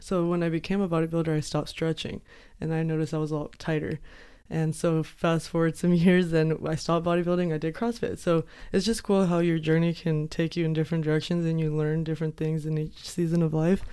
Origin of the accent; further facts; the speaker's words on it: Yuma, Arizona, United States; I am from Yuma, born and raised